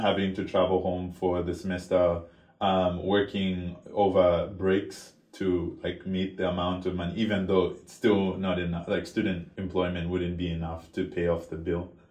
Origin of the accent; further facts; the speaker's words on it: Lusaka, Lusaka Province, Zambia; moved away as an adult; now in Princeton, United States; I'm a student born and raised in Lusaka, Zambia